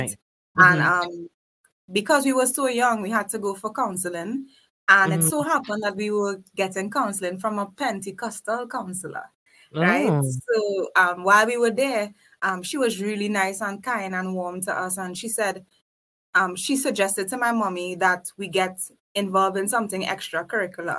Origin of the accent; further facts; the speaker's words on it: South Trinidad, Trinidad & Tobago; I was raised in South Trinidad